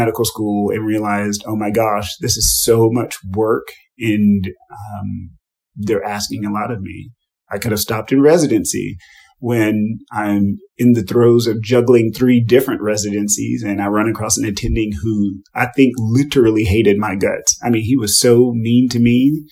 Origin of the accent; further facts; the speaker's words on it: Texas, United States; as a Black man, as an American, as a Texan